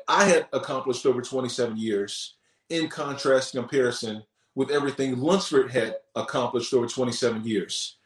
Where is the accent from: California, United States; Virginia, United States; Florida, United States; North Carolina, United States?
North Carolina, United States; growing up in the Bible Belt, you know, here in North Carolina